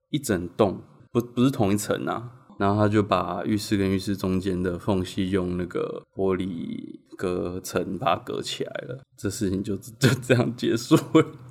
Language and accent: Chinese; Changhua County, Taiwan; moved away; 我彰化人